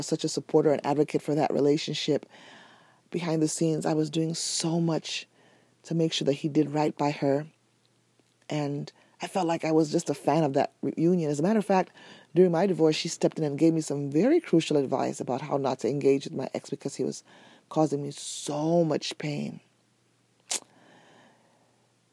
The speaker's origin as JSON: {"language": "English", "country": "Nigeria", "said": "I'm Nigerian"}